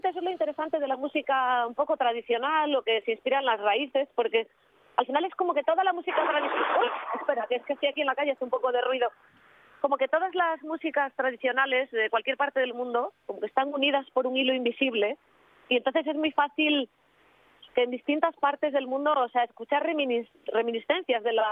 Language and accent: Spanish; Oviedo, Asturias, Spain; born or raised there